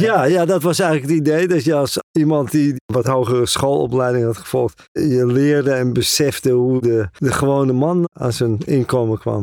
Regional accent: Netherlands; moved away as an adult; also born or lived in Northern Ireland / Amsterdam; now in Moscow, Russia; Ik kom uit Holland.

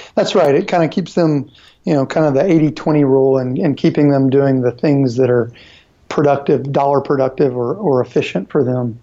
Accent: Nashville, Tennessee, United States; I'm originally from Nashville and then moved away uh, to go to college and then moved back

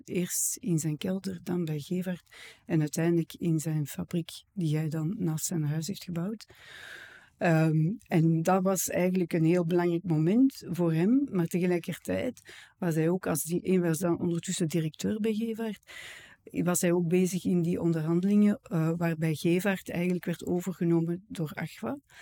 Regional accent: Edegem, Flanders, Belgium; Ik ben van Edegem, ik ben hier geboren en getogen

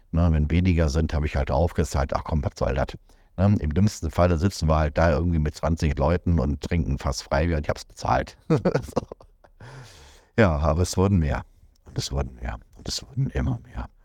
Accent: North Rhine-Westphalia, Germany; Wenn ich zurückdenke an meine Jugend im Ruhrgebiet, dann hatte ich so den Eindruck, dass die Migranten dort alle zusammengehalten haben.

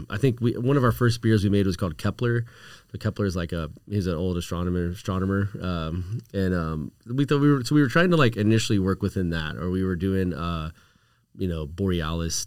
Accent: Houston, Texas, United States; I grew up in Houston

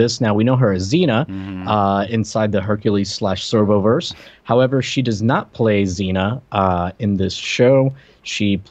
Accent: Puerto Rico; English is a second language; moved away; I'm from Puerto Rico originally.

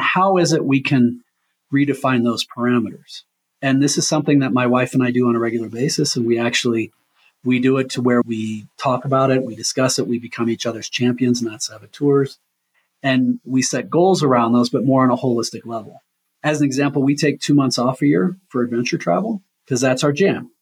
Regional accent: Omaha, Nebraska, United States; also born or lived in Leadville, Colorado; I'm born and raised in Omaha

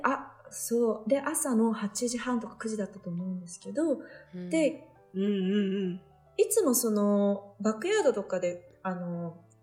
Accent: Tokyo, Japan; moved away as an adult; also born or lived in Las Vegas, United States; now in United States; 私が東京出身だったから

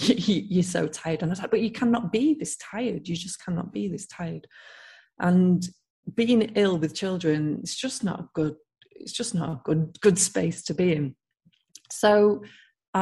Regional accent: Manchester, North West England, United Kingdom; moved away; I'm from Manchester originally

